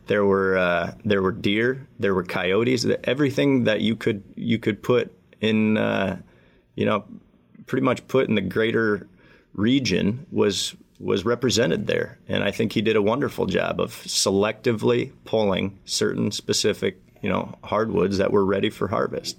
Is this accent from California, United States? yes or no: no; Michigan, United States; my home state of Michigan